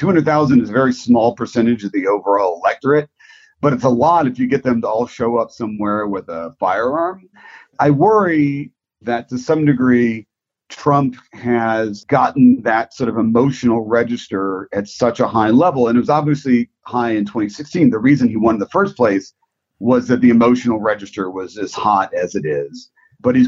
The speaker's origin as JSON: {"language": "English", "area": "Prince George's County, Washington, D.C. area", "region": "Maryland", "country": "United States", "tie": "born or raised there", "said": "I grew up in Washington, D.C. area. I grew up in Prince George's County"}